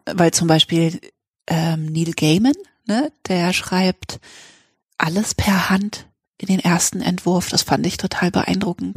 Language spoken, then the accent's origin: German; Freiburg, Baden-Württemberg, Germany; also ich bin nicht in Freiburg geboren, aber in Freiburg aufgewachsen die ganze Schulzeit